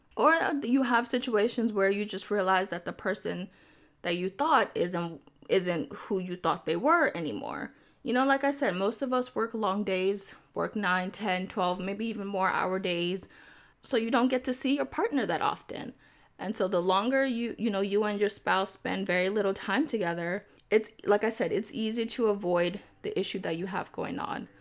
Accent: Nigeria; I am Nigerian

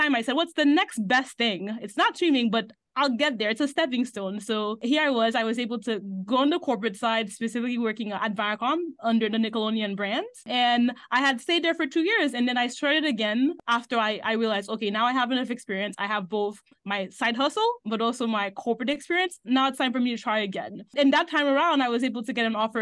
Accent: Haiti; moved away as an adult; now in United States; So I grew up in Haiti my whole life. I came to the US for college

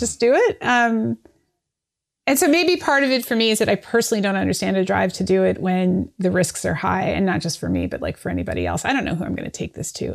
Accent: Canada; now in United States; I'm from Canada. My parents are in Canada

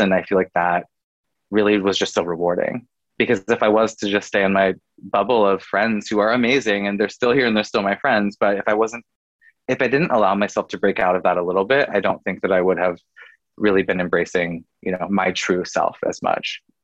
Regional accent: Oregon, United States; moved away as an adult; also born or lived in California / Washington; now in Los Angeles, United States; I'm made in the West Coast. I'm a West Coast kid at heart. I grew up in Oregon

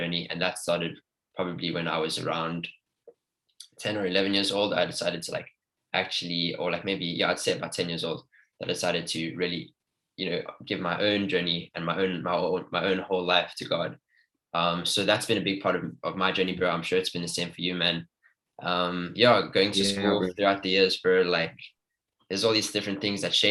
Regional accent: Cape Town, Western Cape, South Africa; I was born here in Cape Town, South Africa.

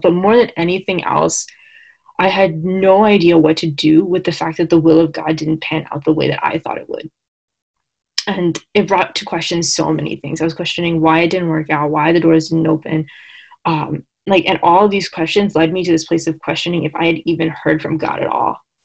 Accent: Long Island, New York, United States; I am from Long Island.

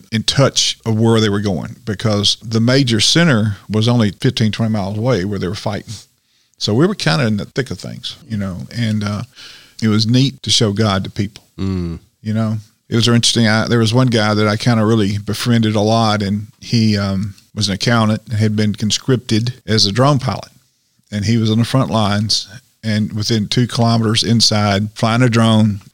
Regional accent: Tennessee, United States; I said, Tennessee

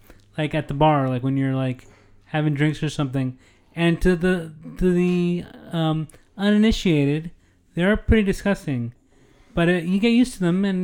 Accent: United States; also born or lived in Netherlands; I'm an American

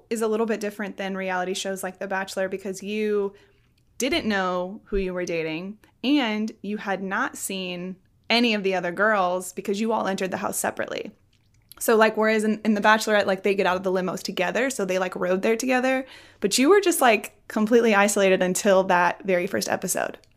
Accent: Nebraska, United States; People down in Florida, when I'm like, Oh, I'm from Nebraska, and their faces are like, What?

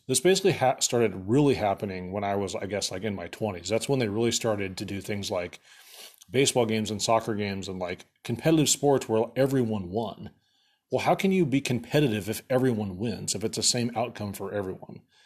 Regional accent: Atlantic, Iowa, United States; now in Omaha, United States; when I was a kid growing up in Atlantic, Iowa

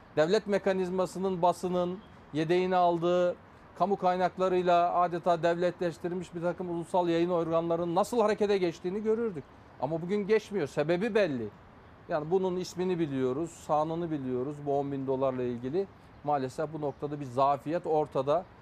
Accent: Afyonkarahisar, Turkey; bir Afyonlu olarak, Afyon milletvekili olarak

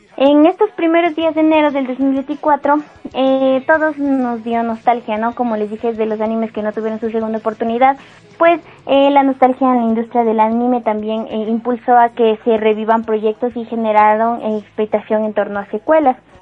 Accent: Ecuador; soy de Ecuador

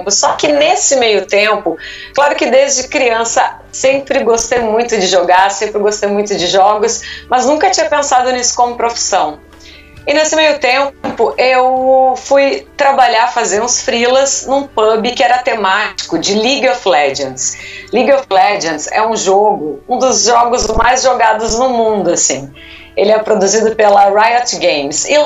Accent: Porto Alegre, Rio Grande do Sul, Brazil; moved away as an adult; now in São Paulo, Brazil; Eu morava em Porto Alegre, sou natural de Porto Alegre e o, a profissão, digamos assim, né, os rumos profissionais me fizeram me mudar para cá

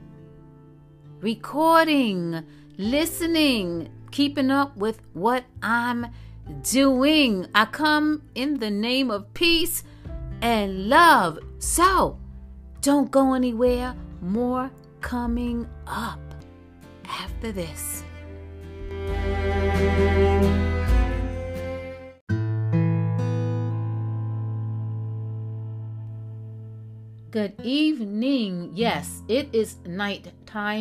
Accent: New York City, New York, United States; also born or lived in Nyack, New York / Valley Cottage, New York; I was born in Harlem, New York. The South Side, they say. Then we moved to the Bronx, New York, the South Side. From there, we moved upstate New York to Nyack and Valley Cottage

